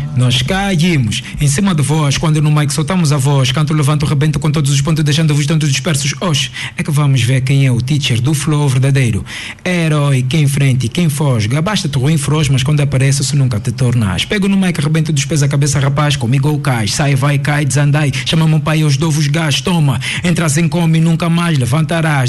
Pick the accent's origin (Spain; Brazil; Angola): Angola; somos angolanos